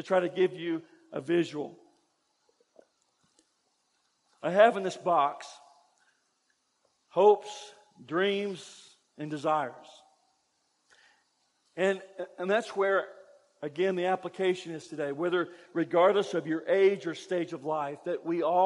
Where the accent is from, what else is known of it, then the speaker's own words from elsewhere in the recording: Kentucky, United States; where I grew up in Kentucky, I went to church